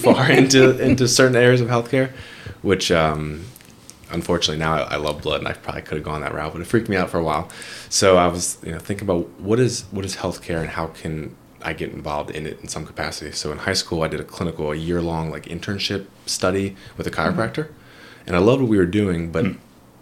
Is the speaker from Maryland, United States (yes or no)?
yes; Ellicott City, Maryland, United States; moved away as an adult; also born or lived in Chicago, Illinois; now in Winchester, United States; I grew up in Ellicott City, Maryland